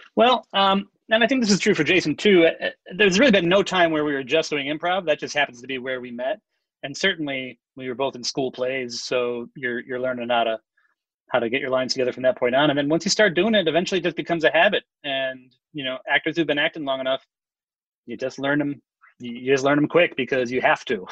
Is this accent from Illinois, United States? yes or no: yes; Chicago, Illinois, United States; I'm from Chicago